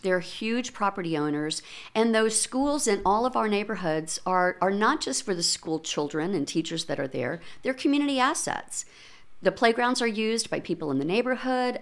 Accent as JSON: {"language": "English", "town": "Lexington", "region": "Kentucky", "country": "United States", "tie": "born or raised there", "moved": "as an adult", "lives_now": "Louisville, United States", "said": "I was born and raised in Lexington, Kentucky"}